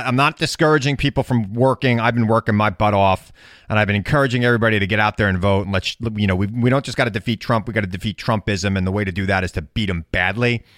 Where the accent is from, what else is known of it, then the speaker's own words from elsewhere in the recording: Long Island, New York, United States; I grew up in New York. Now, I grew up on Long Island